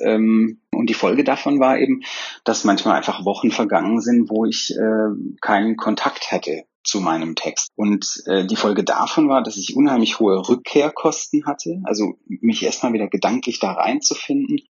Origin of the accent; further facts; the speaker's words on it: Swabia, Germany; wie man bei mir in, im Schwabenland sagt, wo ich herkomme